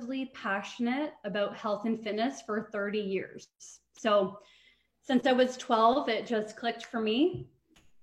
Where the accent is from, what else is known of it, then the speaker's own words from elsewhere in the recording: Trenton, Ontario, Canada; moved away as an adult; now in Brantford, Canada; I'm actually from Trenton, Ontario